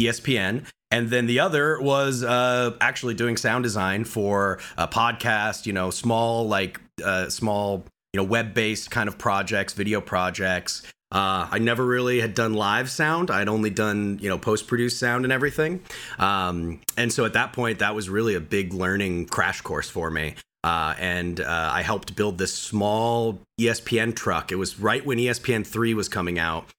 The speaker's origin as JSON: {"language": "English", "region": "Colorado", "country": "United States", "tie": "born or raised there", "also_born_or_lived": "Orange County, California", "moved": "as an adult", "said": "I'm from Colorado originally, uh, born and raised, mountain boy."}